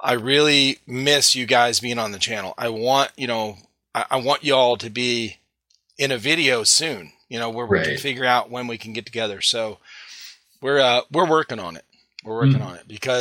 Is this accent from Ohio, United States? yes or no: yes; Cleveland, Ohio, United States; moved away; we're originally from Cleveland, Ohio